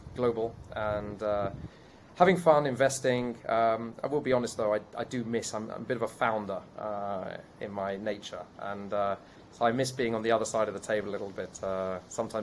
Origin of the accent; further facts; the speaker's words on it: England, United Kingdom; accent: British; moved away as an adult; now in Israel; I was born in the UK, as you can still hear from my accent